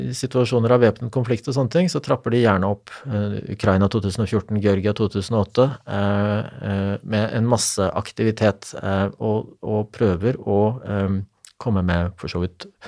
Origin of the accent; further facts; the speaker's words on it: Eastern Norway, Norway; så er jeg østlending